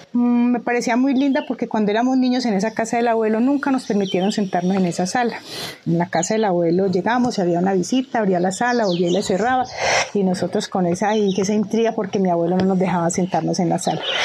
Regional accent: Pijao, Quindío, Colombia; moved away as an adult; also born or lived in Cali; Yo nací en Pijao, crecí, estudié mi bachillerato

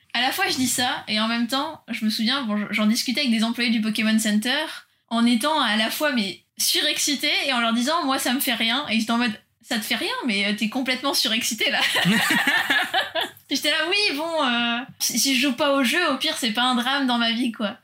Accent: France; moved away; also born or lived in São Paulo, Brazil / Japan; nous, en tant que Français

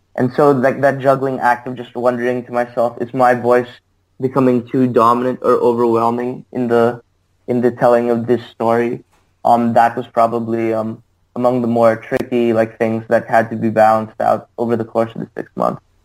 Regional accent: Sydney, New South Wales, Australia; moved away as an adult; also born or lived in New York City; now in United States; I'm from Sydney originally.

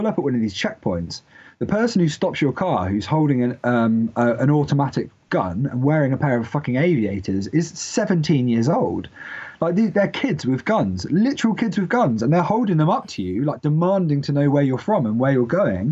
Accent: United Kingdom; I'm British

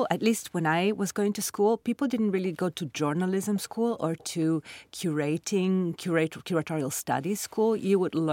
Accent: Milan, Lombardy, Italy; moved away as an adult; also born or lived in Sardinia; now in New York City, United States; I grew up in Milan, in Italy. I was born in Sardinia and I lived with my parents, you know, in different parts of Italy because of my father's job. But then Milan was their city and it's my city

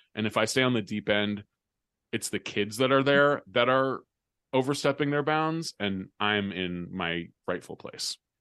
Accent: California, United States; moved away as an adult; also born or lived in New York; when I was growing up in California

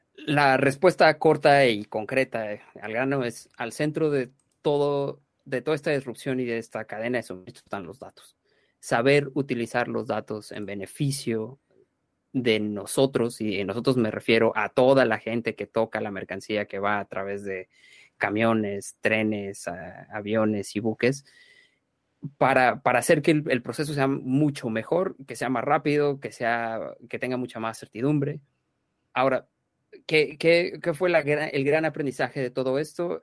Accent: Mexico; now in London, United Kingdom; Los dos fundadores somos mexicanos

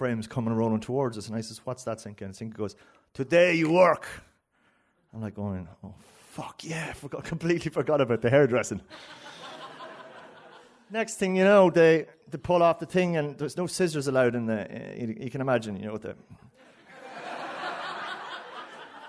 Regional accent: County Cavan, Ireland; I'm from Kinalekleck

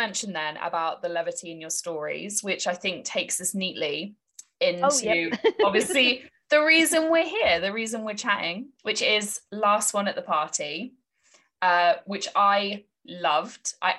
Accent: United Kingdom; Yeah, and being British, we don't really get seasons, do we?

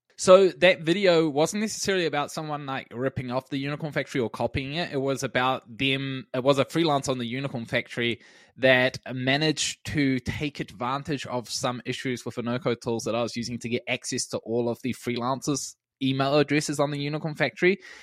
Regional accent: Wellington, New Zealand; my hometown in Wellington

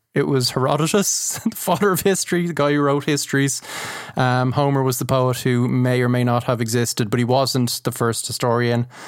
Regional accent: Ireland; as an Irish man

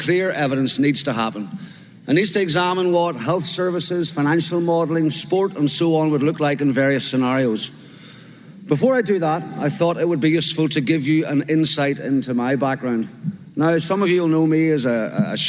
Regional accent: Northern Ireland, United Kingdom; born or raised there; moved away as an adult; also born or lived in England

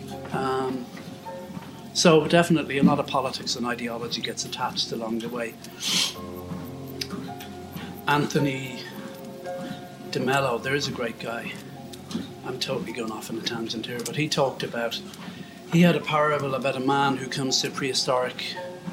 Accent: Ireland; as an Irish Catholic

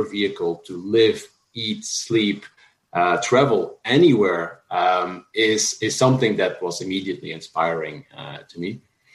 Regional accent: Flanders, Belgium; also born or lived in France; now in San Francisco, United States; As I was little, I grew up in Belgium, in Flanders, which isn't exactly remote

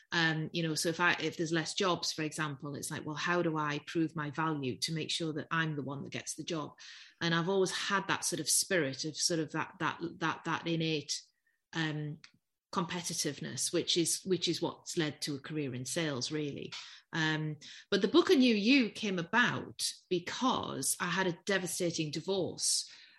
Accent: the North East, North East England, United Kingdom; accent: Geordie; I'm from the Northeast. Yeah. And for those of us who are old enough to remember, I come from a steel town, surrounded by pit villages.

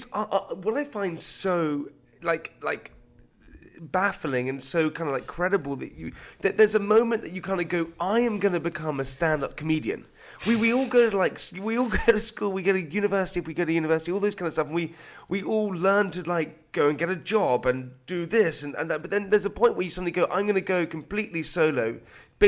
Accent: United Kingdom; being British

